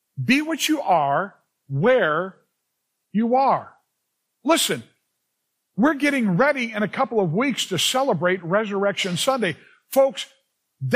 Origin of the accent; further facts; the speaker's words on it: Los Angeles, California, United States; also born or lived in Culver City, California / Venice, California; Grew up in the San Fernando Valley